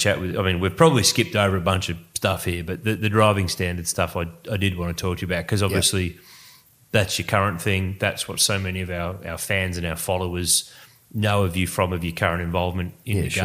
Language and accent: English; Melbourne, Victoria, Australia; I'm from Melbourne